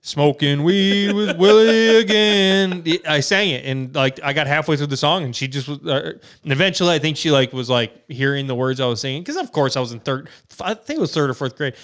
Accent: Wisconsin, United States; we're from Wisconsin

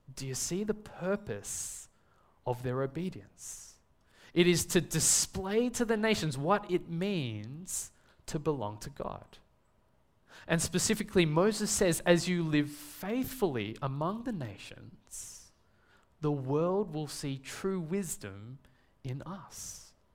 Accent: Melbourne, Victoria, Australia; I was born and raised here in Melbourne. Um, I've never lived in another country or another city

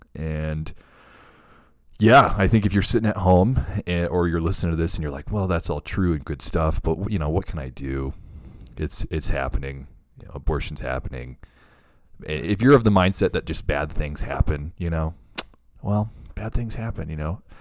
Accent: the Bible Belt, United States; growing up in the Bible Belt

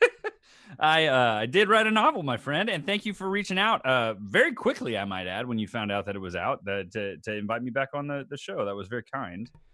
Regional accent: Tomball, Texas, United States; also born or lived in Baton Rouge, Louisiana; I moved back to my hometown, Tomball, Texas

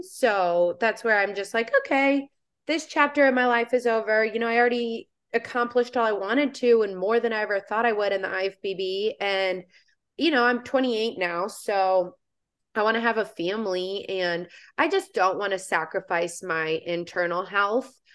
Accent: Indiana, United States; moved away as an adult; now in Florida, United States; I now live in Florida, uh, born and raised in Indiana.

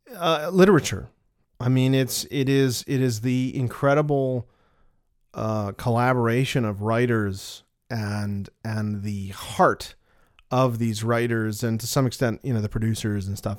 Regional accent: United States; we're American

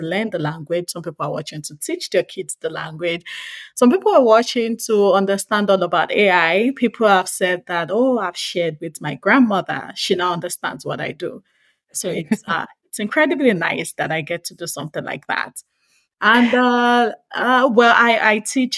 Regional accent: Nigeria; I'm Nigerian, and I speak an interesting language called Yoruba

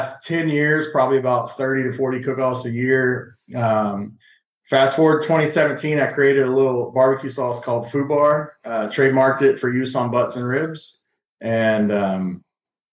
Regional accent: Houston, Texas, United States; I'm born and raised in Houston, Texas

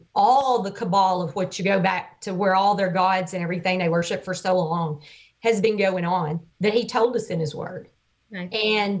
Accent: Arkansas, United States; You didn't know I'm from Arkansas.

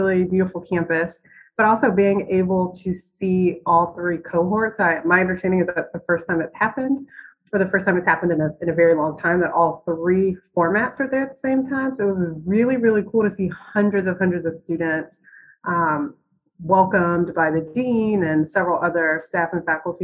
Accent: Virginia Beach, Virginia, United States; Originally, I'm from Virginia Beach, Virginia, 757.

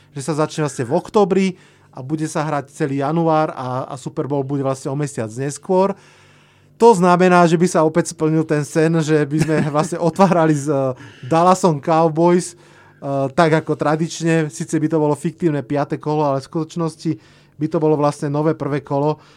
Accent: Hlohovec, Trnava Region, Slovakia; u nás v Hlohovci

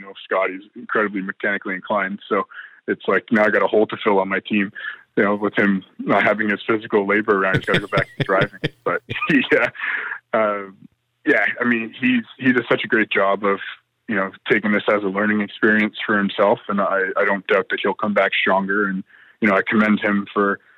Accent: Canada; us Canadians

